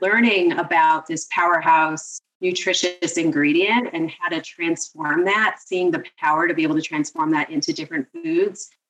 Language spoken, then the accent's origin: English; Seattle, Washington, United States; moved away as an adult; also born or lived in northern New Jersey / India; now in New Jersey, United States; I'm originally from Seattle I was born and raised in Seattle